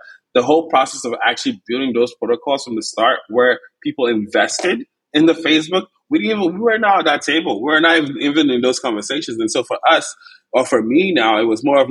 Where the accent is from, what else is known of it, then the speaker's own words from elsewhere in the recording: Enugu, Enugu State, Nigeria; moved away; also born or lived in Bay Area, United States; I was born in Enugu, Nigeria